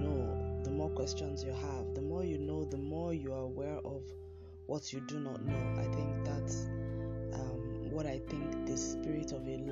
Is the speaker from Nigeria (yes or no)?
yes; Nigeria; my home country, Nigeria